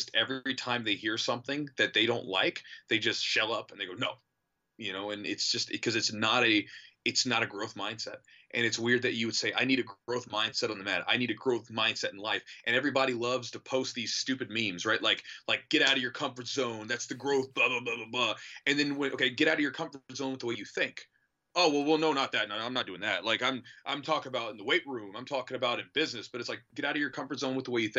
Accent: United States; I love my country. Like, I like being an American

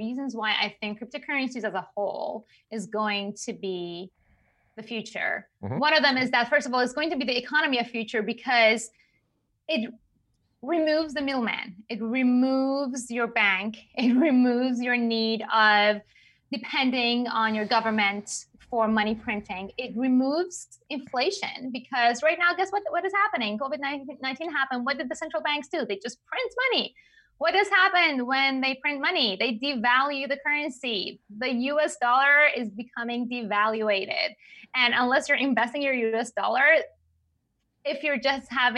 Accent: Iran; English is a second language; moved away; I'm from Iran

